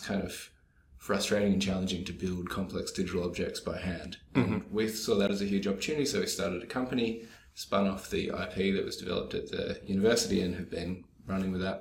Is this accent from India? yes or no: no; Albany, Western Australia, Australia; moved away; I grew up in Albany, Western Australia